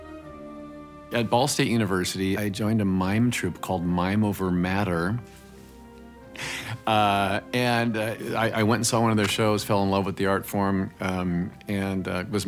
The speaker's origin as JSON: {"language": "English", "region": "Indiana", "country": "United States", "tie": "born or raised there", "moved": "yes", "said": "So I come from Indiana"}